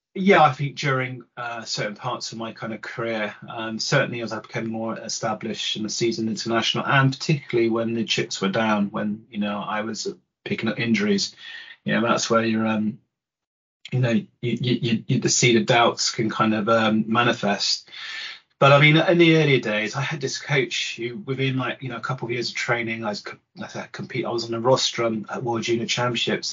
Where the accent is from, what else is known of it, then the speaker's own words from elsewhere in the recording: Bath, South West England, United Kingdom; I grew up in Bath